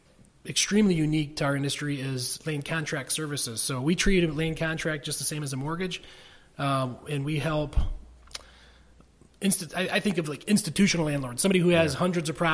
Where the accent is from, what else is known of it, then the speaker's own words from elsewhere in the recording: Corunna, Michigan, United States; moved away; I grew up in the Corona school system.